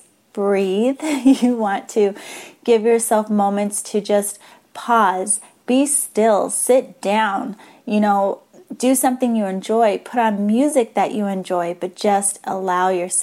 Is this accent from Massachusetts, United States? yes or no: yes; Massachusetts, United States; now in San Diego, United States; I grew up in Massachusetts